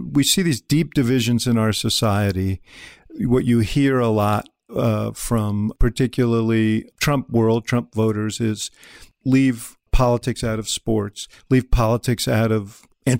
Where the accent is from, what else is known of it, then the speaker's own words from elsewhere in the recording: New York, United States; I grew up in New York, and we would, whatever team was in town, we'd go every weekend